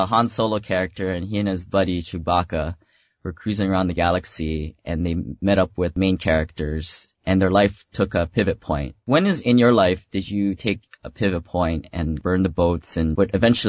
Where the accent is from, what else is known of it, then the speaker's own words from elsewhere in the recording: Hawaii, United States; moved away; Yeah, I am originally from Hawaii, and one day I'd like to move back, but I don't want to be there all the time.